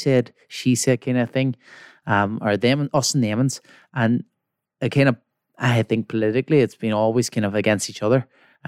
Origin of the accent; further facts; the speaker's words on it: Belfast, Northern Ireland, United Kingdom; See, so obviously I'm from West Belfast. It's one of the most poverty stricken places in Belfast